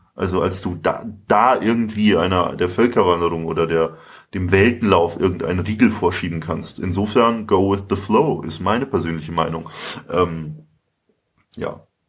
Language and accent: German; Nuremberg, Bavaria, Germany; also born or lived in Munich; Ich komme ursprünglich aus Nürnberg